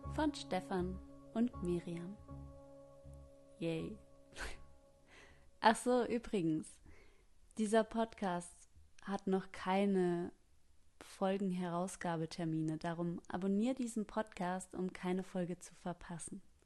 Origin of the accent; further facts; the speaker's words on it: Germany; ich komme aus Deutschland